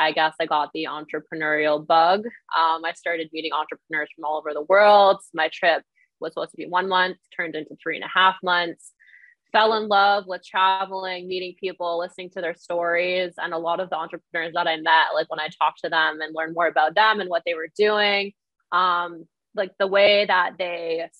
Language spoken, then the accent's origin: English; Ontario, Canada; I'm from Ontario, Canada